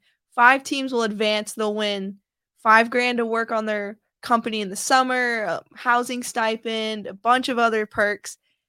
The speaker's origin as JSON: {"language": "English", "town": "Austin", "region": "Texas", "country": "United States", "tie": "born or raised there", "also_born_or_lived": "Dayton, Ohio", "said": "I'm a military brat. My mom and dad are retired Air Force. And so I was born in Dayton, Ohio. And then when I was little, I moved to Austin, Texas, and I pretty much grew up there, raised there, and graduated high school."}